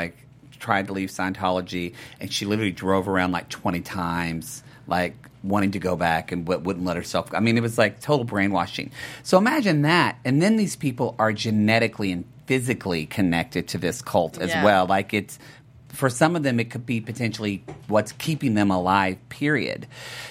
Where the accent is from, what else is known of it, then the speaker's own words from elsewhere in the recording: Oklahoma, United States; I'm from Oklahoma